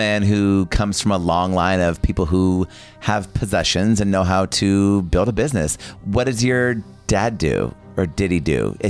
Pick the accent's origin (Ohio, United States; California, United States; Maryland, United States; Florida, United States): California, United States; Bakersfield; I am originally from Bakersfield, California. Can you edit this out? Bakersfield, California, which is, everyone's always like, ooh, Bakersfield, that's like the Vegas of California